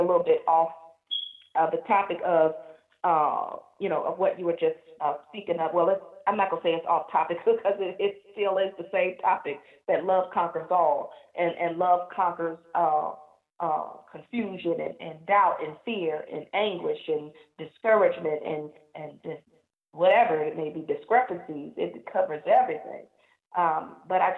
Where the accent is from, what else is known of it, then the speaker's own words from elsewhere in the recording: New Jersey, United States; I'm from New Jersey, and we call it wreck shop in New Jersey